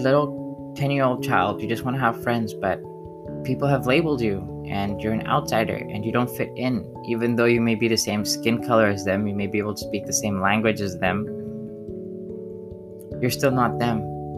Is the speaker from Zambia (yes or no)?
yes; Zambia; I wasn't Zambian, but I was born in Zambia, and I was told that I was Zambian. I sung the Zambian national anthem. My friends were Zambian.